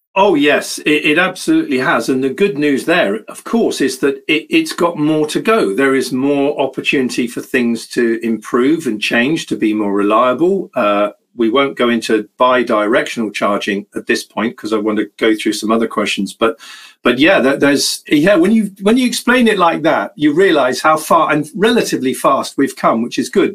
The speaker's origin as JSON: {"language": "English", "country": "United Kingdom", "said": "I'm British"}